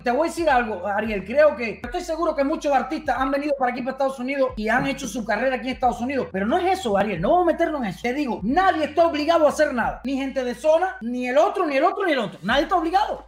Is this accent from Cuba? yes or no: yes; Cuba; moved away; soy cubano